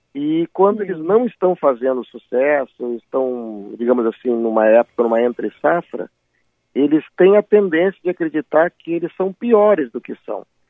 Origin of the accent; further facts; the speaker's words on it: Porto Alegre, Rio Grande do Sul, Brazil; moved away as an adult; also born or lived in São Paulo; now in Rio de Janeiro, Brazil; eu já moro mais tempo no Rio de Janeiro do que os primeiros 25 anos da minha vida que eu morei em Porto Alegre